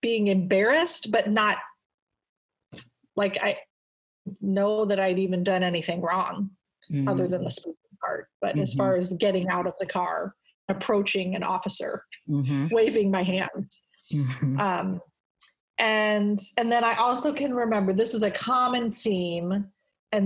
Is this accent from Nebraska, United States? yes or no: yes; Omaha, Nebraska, United States; also born or lived in South Korea / Brussels; I grew up in an Air Force family. My dad was a three-star general when I was born. And I lived in different countries. I lived in Korea and Brussels. And then my dad retired. And I grew up in Omaha, Nebraska.